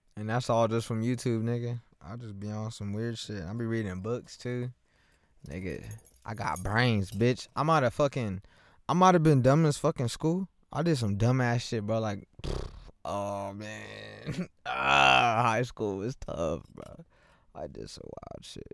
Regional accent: Lawton, Oklahoma, United States; I'm from Lawton. I'm born and raised here

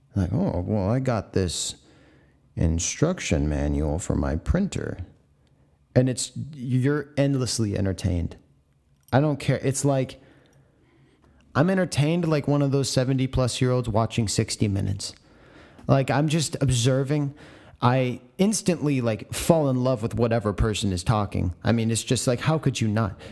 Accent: San Diego, California, United States; my hometown of San Diego.

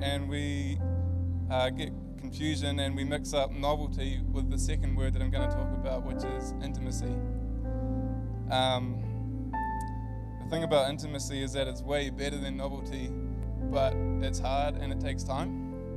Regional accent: Whangarei, Northland, New Zealand; moved away as an adult; I'm from Whangarei. Came down here to study a few years ago

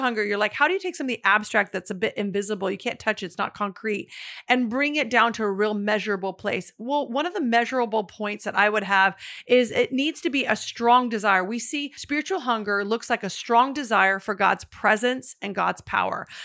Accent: the Northwest, Pacific Northwest, United States; I'm actually from the Northwest.

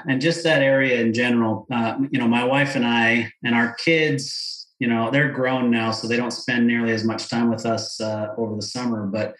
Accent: outside of Park City, Utah, United States; I grew up outside of Park City. I spent a lot of time in Provo and Salt Lake City.

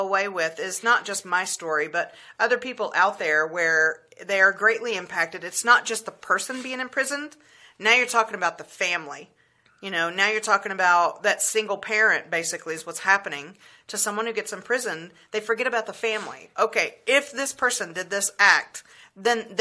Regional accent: the South, United States; I grew up in the South

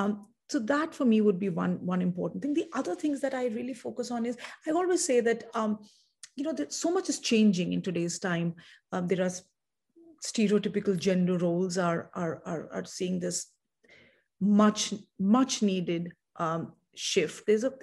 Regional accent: India; perhaps in part to do with the fact that I'm from India

